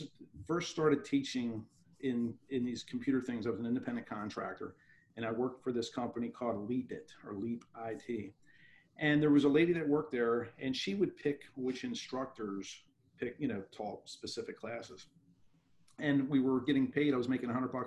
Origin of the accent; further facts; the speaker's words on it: Baltimore, Maryland, United States; I grew up in Baltimore City in a very blue collar, lower middle class neighborhood.